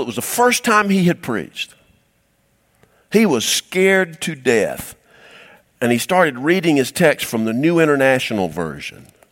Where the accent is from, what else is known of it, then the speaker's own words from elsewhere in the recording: Cumming, Georgia, United States; I was raised in Cumming, Georgia